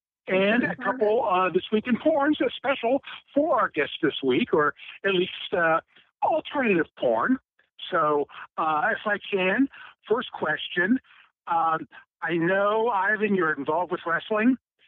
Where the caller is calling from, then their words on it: Cincinnati, Ohio, United States; Well, this is … from Cincinnati.